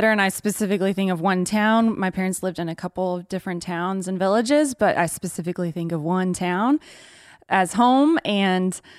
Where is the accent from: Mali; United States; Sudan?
Mali; also born or lived in Ivory Coast; But spent most of my time in Mali.